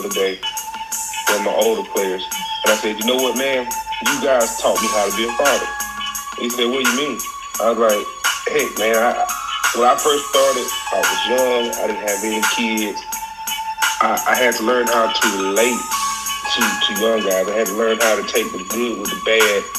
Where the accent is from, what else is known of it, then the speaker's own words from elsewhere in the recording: Troy, Alabama, United States; I am from Troy, Alabama. I went to Troy City Schools where I played football